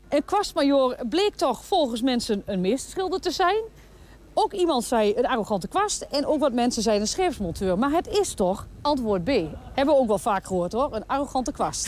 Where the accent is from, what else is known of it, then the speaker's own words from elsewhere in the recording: Twente, Overijssel, Netherlands; als Twentenaar